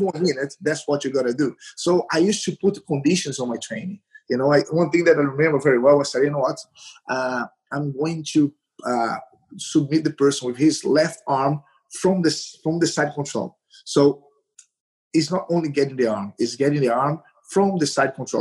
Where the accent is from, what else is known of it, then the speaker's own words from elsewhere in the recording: Recife, Pernambuco, Brazil; English is a second language; moved away; I, I am from Recife, the northeast of Brazil